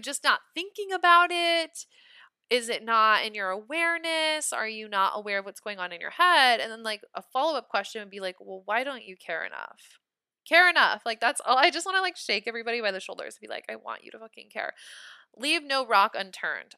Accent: Nebraska, United States; I'm from Nebraska

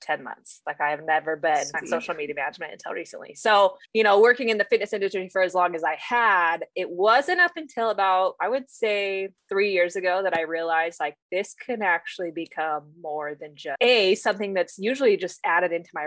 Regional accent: Northern Utah, United States; born and raised in Northern Utah, beautiful state

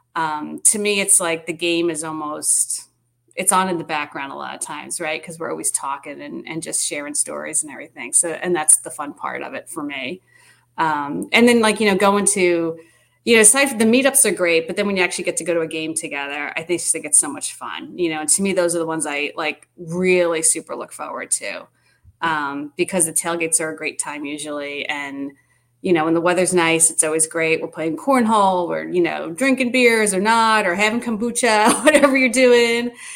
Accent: Long Island, New York, United States; moved away as an adult; now in Winston-Salem, United States; I was born there. My parents, you know, everything.

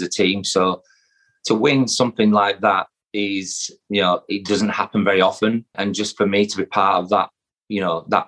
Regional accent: Yorkshire and the Humber, United Kingdom; I'm a Yorkshire lad. All my family are from Yorkshire

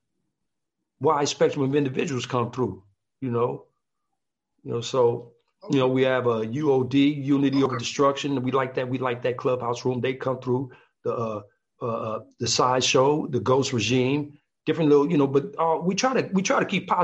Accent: Compton, California, United States; We're the guys from Compton

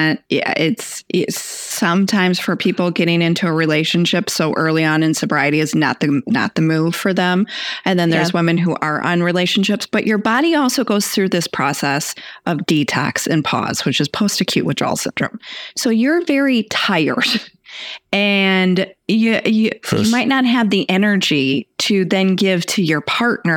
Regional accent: Texas, United States; I was born in Texas

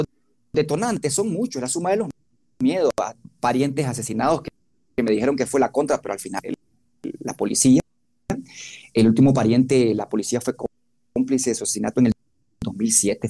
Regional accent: Nicaragua; de barrio pobre, de montaña, de Huilí, soy nacido en el Bozaguá

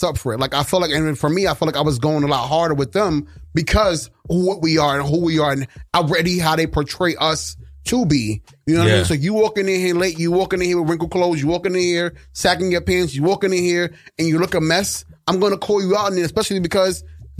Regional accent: New York City, New York, United States; I'm from Brooklyn.

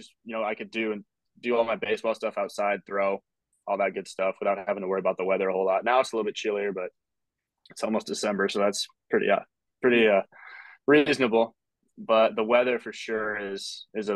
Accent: Sioux Falls, South Dakota, United States; I'm from the Sioux Falls area, which is East River.

